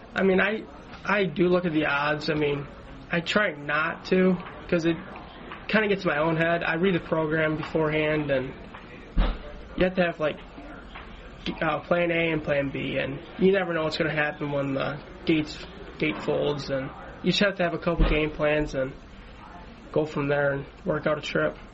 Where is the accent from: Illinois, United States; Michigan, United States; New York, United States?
Illinois, United States; Chicago; now in Ohio, United States; I grew up in Chicago.